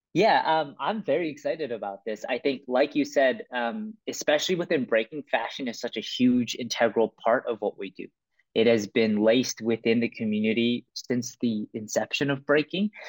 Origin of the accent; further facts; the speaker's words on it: Vancouver, British Columbia, Canada; also born or lived in Toronto; I was born in Toronto, but I was raised in Vancouver